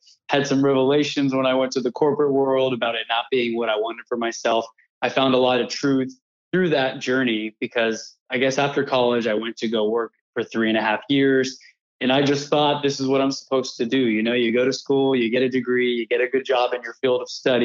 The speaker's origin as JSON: {"language": "English", "town": "Houston", "region": "Texas", "country": "United States", "tie": "born or raised there", "also_born_or_lived": "Brooklyn, New York", "said": "I've been in Houston my whole life"}